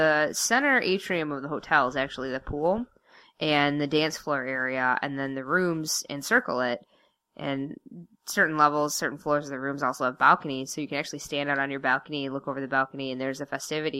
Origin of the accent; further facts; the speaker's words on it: Michigan, United States; we're from Michigan